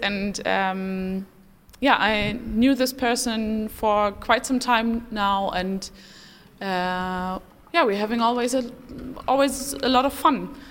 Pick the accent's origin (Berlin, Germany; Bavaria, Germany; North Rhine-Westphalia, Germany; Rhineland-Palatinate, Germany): North Rhine-Westphalia, Germany; Dortmund; I'm from Dortmund